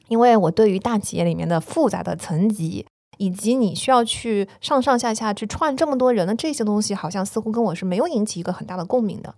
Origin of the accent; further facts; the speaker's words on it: China; moved away; also born or lived in New York, United States; 我作为一个中国人，我， 在纽约的华尔街